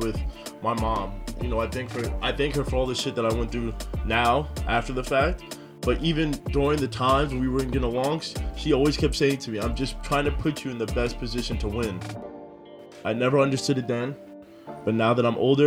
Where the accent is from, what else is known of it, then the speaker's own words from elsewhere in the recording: Scarsdale, New York, United States; I grew up in Scarsdale.